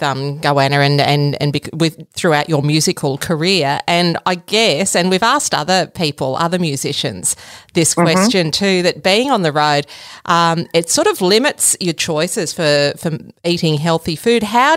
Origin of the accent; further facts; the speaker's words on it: Korumburra, Victoria, Australia; Currumburra in South Gippsland.